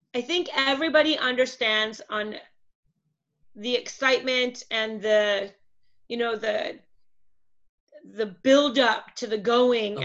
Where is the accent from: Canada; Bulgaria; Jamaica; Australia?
Canada; moved away as an adult; now in Puerto Morelos, Mexico; We are originally from Canada, where we ran a um, wedding and event company for six years